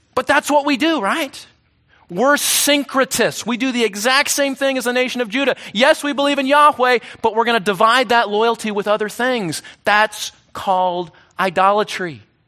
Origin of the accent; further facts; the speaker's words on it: United States; we Americans